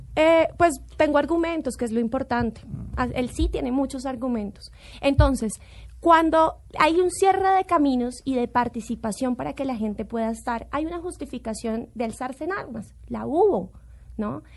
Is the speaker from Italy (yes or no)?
no; Colombia; como colombiana